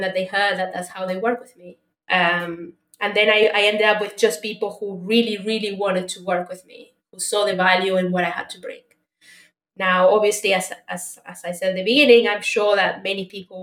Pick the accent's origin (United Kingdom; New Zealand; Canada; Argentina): Argentina; moved away; I'm originally from Argentina